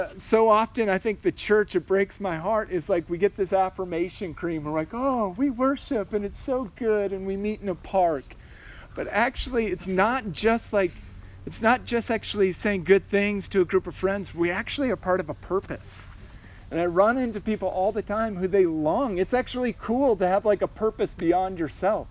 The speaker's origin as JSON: {"language": "English", "town": "Orange City", "country": "United States", "said": "my Orange City town"}